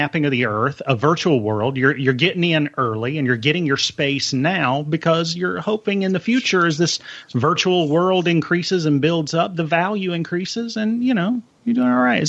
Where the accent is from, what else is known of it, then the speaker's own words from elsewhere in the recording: United States; as an American